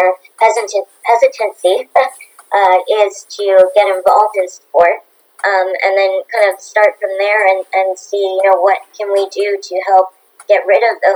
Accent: Bermuda; also born or lived in Canada; I do represent Bermuda, which is my home country

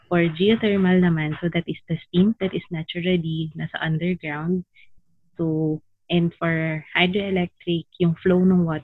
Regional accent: Laguna, Calabarzon, Philippines; also born or lived in Mandaluyong; but I'm from Laguna talaga. So currently we are working from home. I'm from Laguna and I've been on lockdown with my parents.

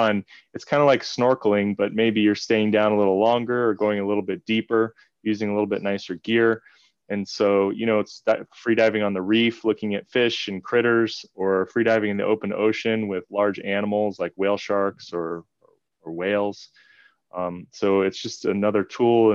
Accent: Southern California, United States; now in Hawaii, United States; I'm from Southern California

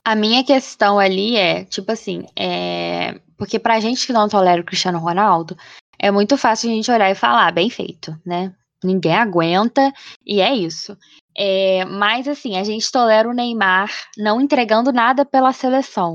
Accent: Brazil; a gente, sendo brasileiro

